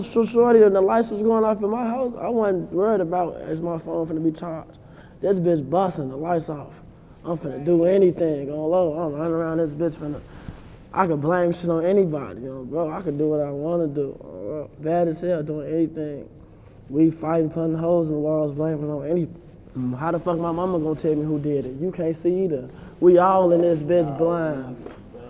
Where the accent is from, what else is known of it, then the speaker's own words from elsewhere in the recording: Chicago, Illinois, United States; growing up in Chicago